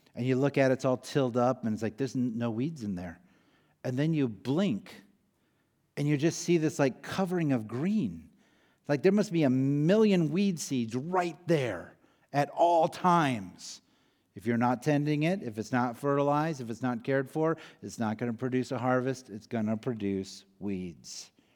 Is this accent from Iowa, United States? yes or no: yes; Iowa, United States; moved away; I grew up in Iowa